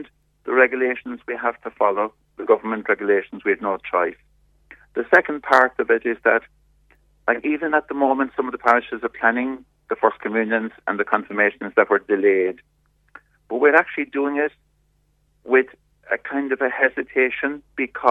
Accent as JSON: {"language": "English", "country": "Ireland"}